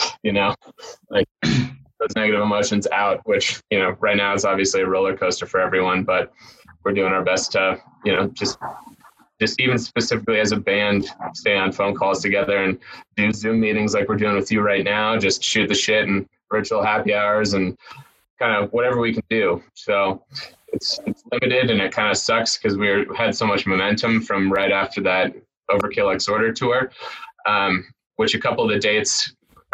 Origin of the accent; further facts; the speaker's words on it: San Diego, California, United States; now in Denver, United States; I grew up in San Diego